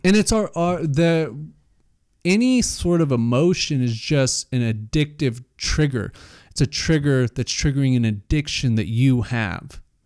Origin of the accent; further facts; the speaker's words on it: Salt Lake City, Utah, United States; I grew up in Salt Lake, very Mormon culture